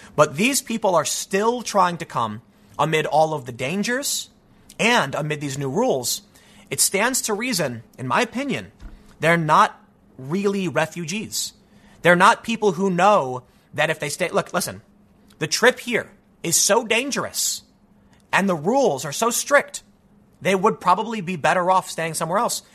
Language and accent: English; United States; I'm an American